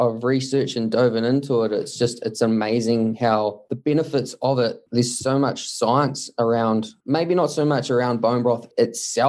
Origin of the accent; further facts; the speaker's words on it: Mount Maunganui, Bay of Plenty, New Zealand; I was born and bred in Mount Maunganui. We grew up here